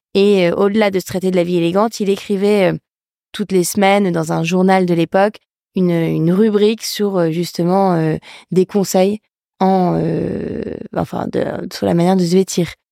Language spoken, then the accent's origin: French; Lille, Hauts-de-France, France; je suis lilloise d'origine, donc je viens du Nord. j'ai grandi dans un environnement hyper serein